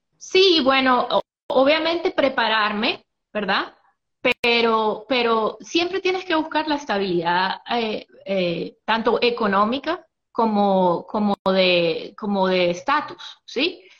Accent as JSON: {"language": "Spanish", "town": "San Cristóbal", "region": "Táchira", "country": "Venezuela", "also_born_or_lived": "Athens, Georgia, United States", "moved": "as an adult", "lives_now": "Marietta, United States", "said": "yo soy soy de San Cristóbal, estado Táchira"}